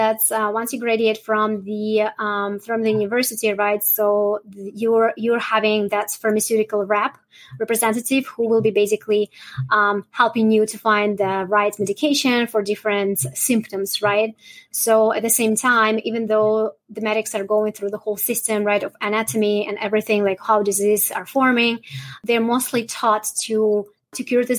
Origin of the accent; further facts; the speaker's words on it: Russia; now in Canada; I'm originally from Russia